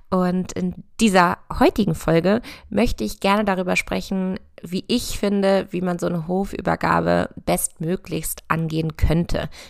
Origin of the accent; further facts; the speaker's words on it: Lower Saxony, Germany; Ich bin auf einem landwirtschaftlichen Betrieb aufgewachsen in der Nähe von Hannover und habe Landwirtschaft in Göttingen studiert und anschließend ein paar Jahre in Berlin gelebt